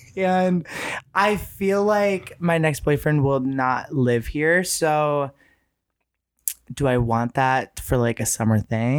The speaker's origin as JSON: {"language": "English", "town": "Chicago", "region": "Illinois", "country": "United States", "said": "I'm from Chicago. And I think that's where like my chaotic energy comes from."}